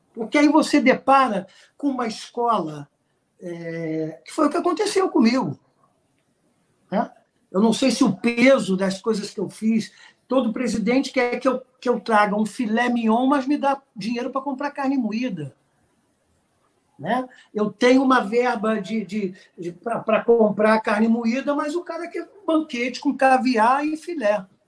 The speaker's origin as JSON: {"language": "Portuguese", "country": "Brazil", "said": "nós somos brasileiros, artistas criativos"}